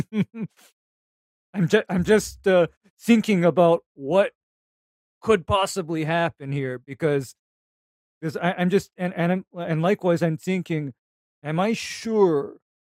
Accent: Honolulu, Hawaii, United States; I, am from Honolulu

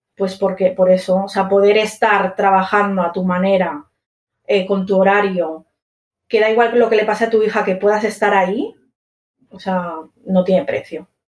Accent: Barcelona, Catalonia, Spain; yo soy de Barcelona

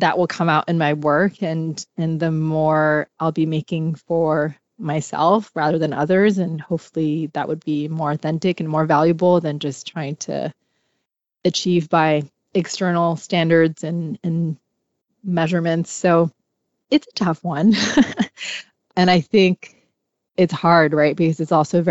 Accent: Hong Kong; I grew up in Hong Kong where mental health wasn't really talked about

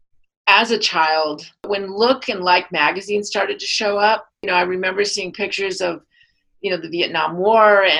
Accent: Seattle, Washington, United States; moved away; also born or lived in Colorado / Santa Barbara; so I grew up in Seattle

